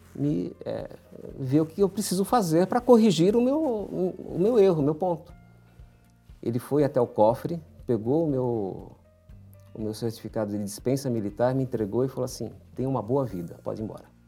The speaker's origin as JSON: {"language": "Portuguese", "region": "São Paulo", "country": "Brazil", "tie": "born or raised there", "said": "Eu nasci em São Paulo, na, numa família de imigrantes"}